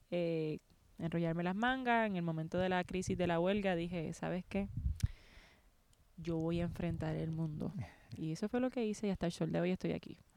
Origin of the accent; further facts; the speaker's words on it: Guayama, Puerto Rico; also born or lived in Ponce / San Juan / Carolina; donde, me crié, yo diría la mayor parte de mi infancia fue en Guayama.